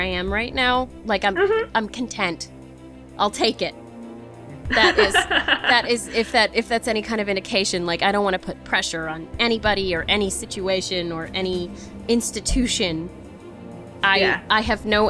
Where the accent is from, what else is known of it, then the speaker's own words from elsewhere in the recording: New England, United States; I'm from New England